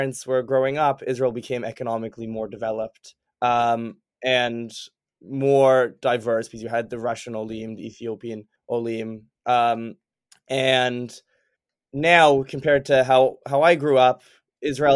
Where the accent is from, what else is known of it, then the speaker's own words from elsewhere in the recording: Toronto, Ontario, Canada; moved away as an adult; now in Boston, United States; I was born and raised in Toronto